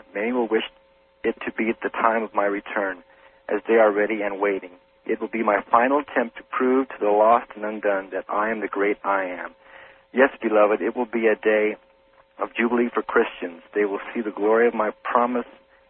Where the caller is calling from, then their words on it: Phoenix, Arizona, United States; Phoenix, Arizona.